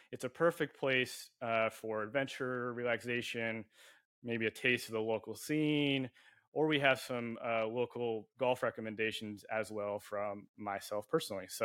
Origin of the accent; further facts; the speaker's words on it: La Jolla, California, United States; Yeah. Uh, well, technically, I'm from La Jolla.